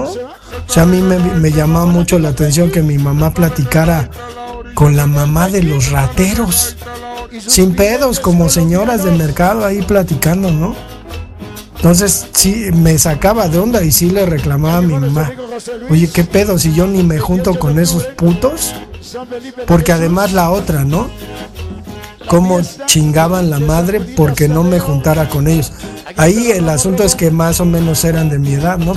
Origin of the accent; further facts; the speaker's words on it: Mexico City, Mexico; yo crecí en la Valle Gómez